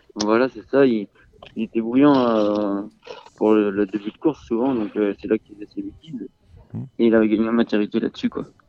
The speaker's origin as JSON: {"language": "French", "area": "Mayenne", "region": "Pays de la Loire", "country": "France", "tie": "born or raised there", "also_born_or_lived": "Le Mans, France"}